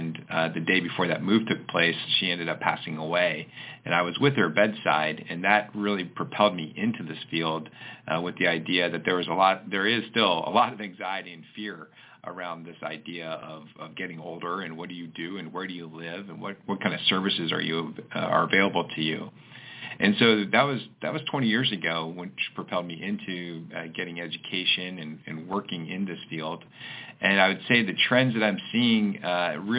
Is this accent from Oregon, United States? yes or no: yes; Oregon, United States; I grew up in Oregon